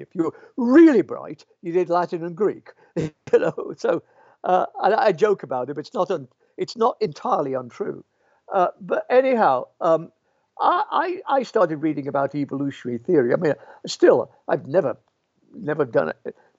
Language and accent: English; Birmingham, West Midlands, United Kingdom; moved away; also born or lived in Pontefract, West Yorkshire / York; I was born in the Midlands